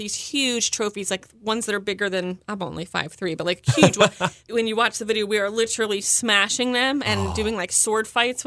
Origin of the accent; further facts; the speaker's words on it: Columbia, Maryland, United States; I grew up in Columbia, Maryland, and I grew up in the theater.